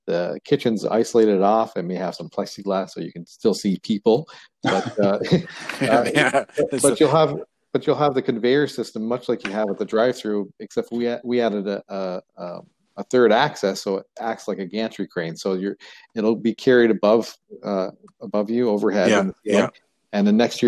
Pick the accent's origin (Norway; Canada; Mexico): Canada; You know, we're Canadian. We're doing an Ontario-based business.